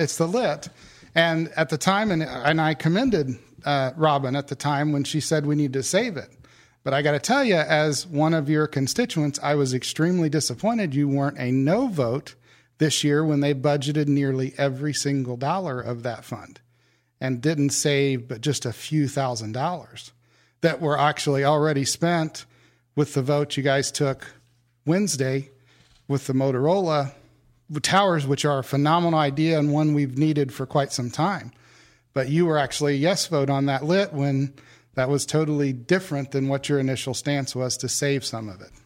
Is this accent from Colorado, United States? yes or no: no; Henry County, Indiana, United States; also born or lived in North Carolina; I grew up here in Henry County. I've lived here my whole life